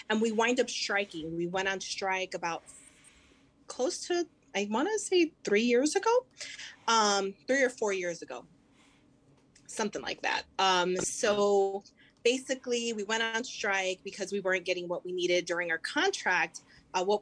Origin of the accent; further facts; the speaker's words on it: Chicago, Illinois, United States; i'm from Humboldt Park uh, i graduated from a uh, dr pedro Albizu campos which is a puerto rican cultural center and alternative um, high school